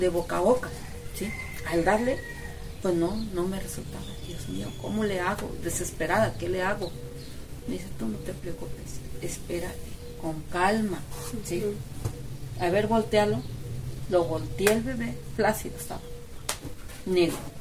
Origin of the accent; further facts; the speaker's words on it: Mexico; Yo soy de aquí, de Sopotla, que nací, aquí pues crecí